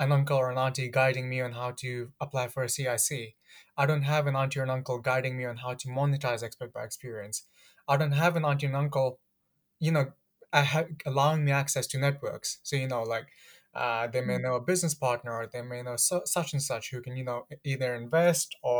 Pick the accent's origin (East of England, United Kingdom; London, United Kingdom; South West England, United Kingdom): London, United Kingdom; Ilford; also born or lived in Pakistan; I grew up in Ilford